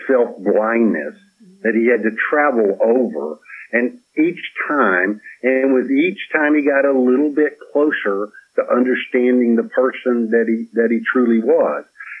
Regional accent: Petal, Mississippi, United States; moved away; also born or lived in Dominican Republic; I was raised in Petal, Mississippi

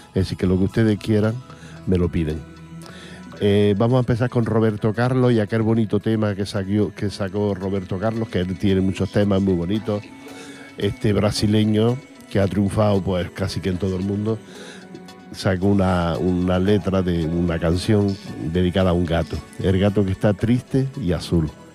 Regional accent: Granada, Andalusia, Spain; accent: Granada; moved away; Yo tengo, por ejemplo, un acento muy mm, de Granada, porque soy de Granada

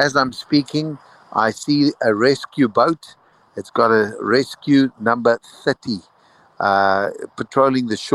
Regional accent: South Africa; as a South African, we were part of a national system that it was compulsory for any youth to go through

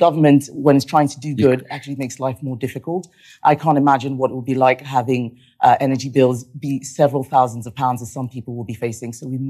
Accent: Nigeria; I grew up in Nigeria where there were rolling blackouts every single day. There still are. I know what it's like not to be able to turn on the lights.

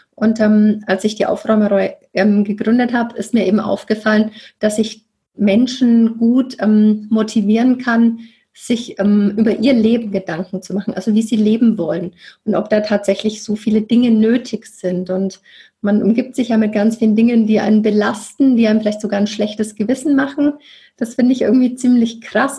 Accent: Nuremberg, Bavaria, Germany; moved away; wohne im wunderschönen Nürnberg wieder in meiner Heimat

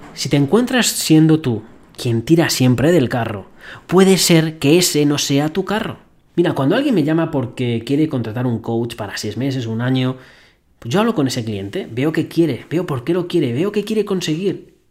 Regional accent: Spain; accent: Spanish; moved away; mi gran acento español me delataba

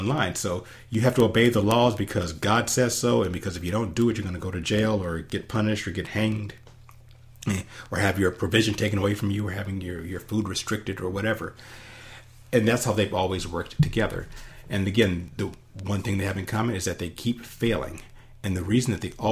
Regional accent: United States; as an American

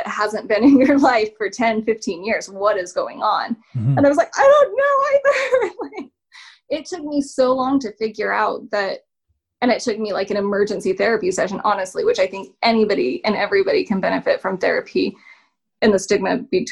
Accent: Salt Lake City, Utah, United States; I'm from Salt Lake.

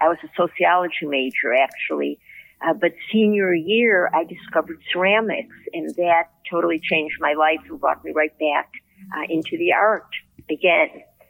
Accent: Chicago, Illinois, United States; moved away as an adult; now in Oakland, United States; Well, I was born and raised in Chicago, as you can probably tell from my accent.

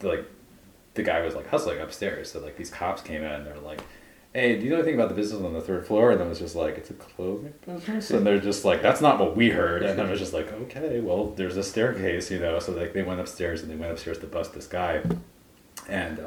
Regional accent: Philadelphia, Pennsylvania, United States; as a Philadelphian

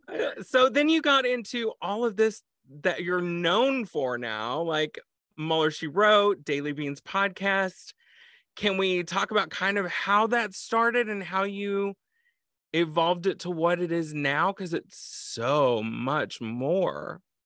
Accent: Texas, United States; moved away; as a Texan, former Texan

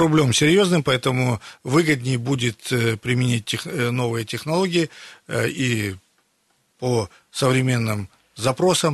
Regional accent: Siberia, Russia; мы сибиряки

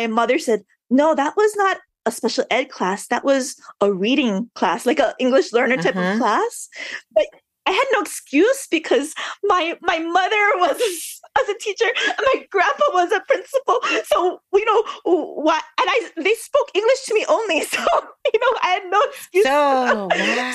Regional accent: Honolulu, Hawaii, United States; born and raised in Honolulu

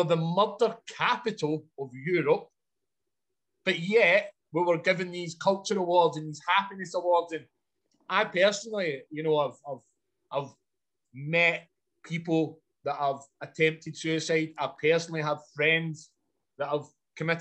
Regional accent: Glasgow, Scotland, United Kingdom; I grew up in a place called Glasgow, which is a large city in Scotland

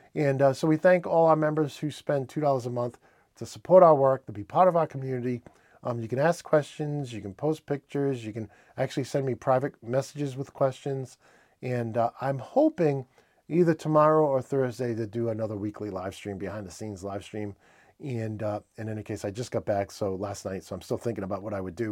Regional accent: New England, United States; accent: New England; my New England accent

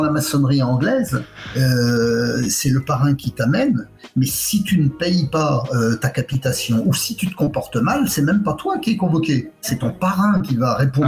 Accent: France; moved away; also born or lived in Quebec, Canada; c'est chez moi

